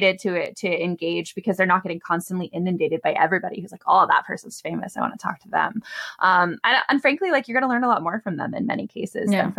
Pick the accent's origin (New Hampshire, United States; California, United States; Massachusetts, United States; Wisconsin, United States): California, United States; Bay Area; I'm from the Bay Area. I sort of grew up in the broader tech sphere, and I wanted to be able to like someday be able to afford to live here again.